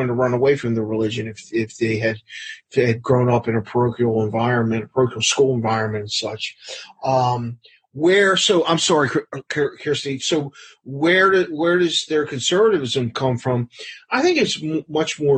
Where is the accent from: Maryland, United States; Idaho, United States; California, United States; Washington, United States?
Maryland, United States; Baltimore; moved away; having grown up in East Baltimore